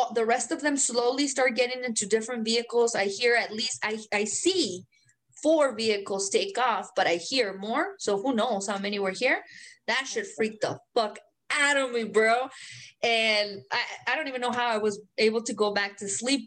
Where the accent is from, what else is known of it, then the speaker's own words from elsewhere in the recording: Mexico; English is a second language; now in United States; I'm a Mexican American